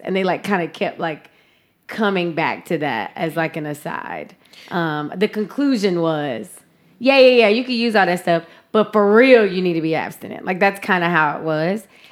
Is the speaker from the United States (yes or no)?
yes; the South, United States; growing up in the South